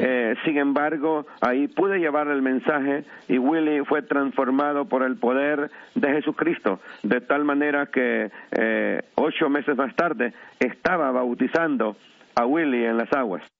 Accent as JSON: {"language": "Spanish", "town": "La Ceiba", "region": "Atlántida", "country": "Honduras", "tie": "born or raised there", "moved": "yes", "lives_now": "New York, United States", "said": "soy natural de Honduras, del bello puerto de La Ceiba"}